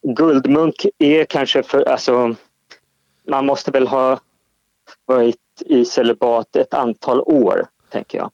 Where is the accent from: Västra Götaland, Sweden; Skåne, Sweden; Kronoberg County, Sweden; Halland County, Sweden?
Skåne, Sweden; also born or lived in Stockholm; jag är från Österlen